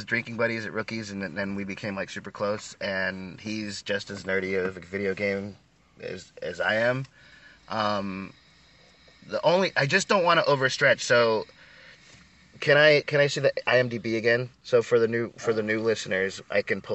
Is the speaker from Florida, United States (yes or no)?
yes; Florida, United States; we're from Florida